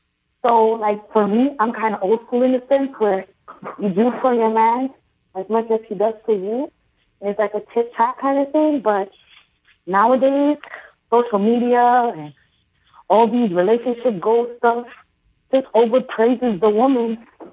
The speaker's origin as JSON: {"language": "English", "town": "Brooklyn", "region": "New York", "country": "United States", "said": "oh, yeah. Brooklyn."}